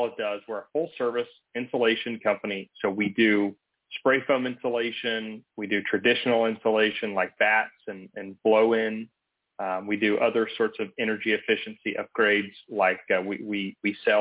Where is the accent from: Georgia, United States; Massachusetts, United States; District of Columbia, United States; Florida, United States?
Georgia, United States; Atlanta; I'm originally from Atlanta.